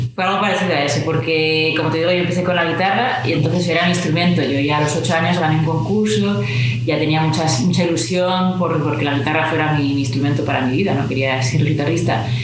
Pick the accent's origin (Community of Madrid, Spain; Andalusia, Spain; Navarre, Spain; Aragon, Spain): Navarre, Spain; Pamplona; estoy en mi ciudad natal, en Pamplona